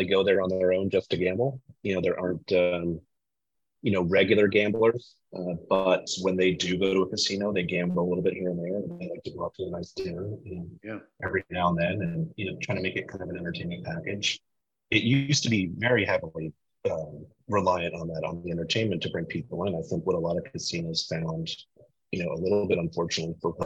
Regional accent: Connecticut, United States; I'm from the Northeast. I grew up in Connecticut

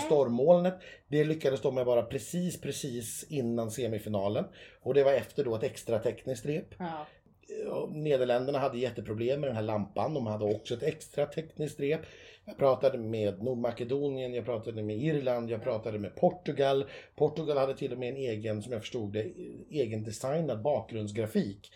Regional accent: Sweden; vi svenskar

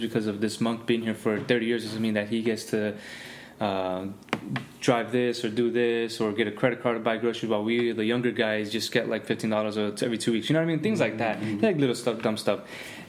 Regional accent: Miami, Florida, United States; also born or lived in California; Because, again, I came from Miami, had a lot of experiences out there

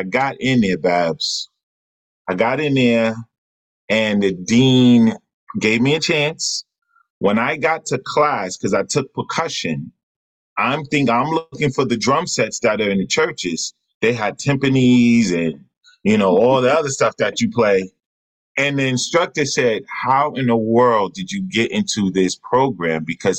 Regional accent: Queens, New York, United States; So my brother, I grew up in Jamaica, Queens.

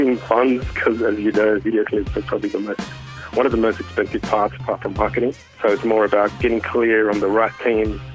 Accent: Sydney, New South Wales, Australia; growing up in Western Sydney

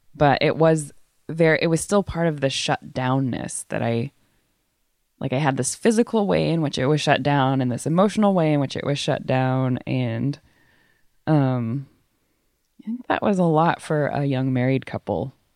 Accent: Waco, Texas, United States; also born or lived in East Africa; now in San Francisco, United States; I grew up in Waco, Texas, which is a very conservative place in the Bible Belt

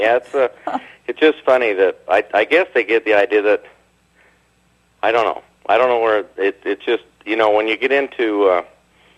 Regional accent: Bountiful, Utah, United States; I grew up in Bountiful in the 50s and the 60s.

